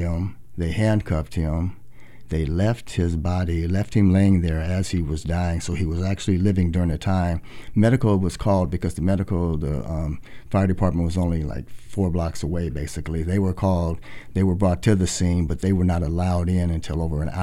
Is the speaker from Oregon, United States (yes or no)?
yes; Portland, Oregon, United States; born or raised there